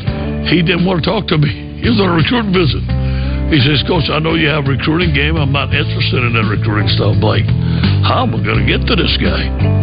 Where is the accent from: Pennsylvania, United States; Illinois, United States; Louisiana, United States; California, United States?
Louisiana, United States; Cajun; That's the advantage of being Cajun right there.